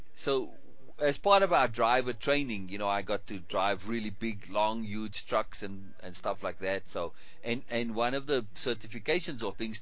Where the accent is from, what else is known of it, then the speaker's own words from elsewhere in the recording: Cape Town, Western Cape, South Africa; to go back to Cape Town, to my hometown